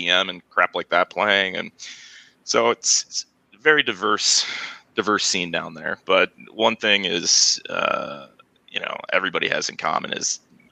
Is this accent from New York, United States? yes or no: yes; Buffalo, New York, United States; I'm from Buffalo.